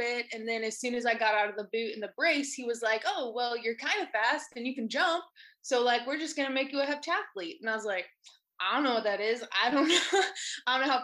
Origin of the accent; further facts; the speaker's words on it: Ball Ground, Georgia, United States; I came from Ball Ground, Georgia, super small town, really farm town type feel. I grew up on a small farm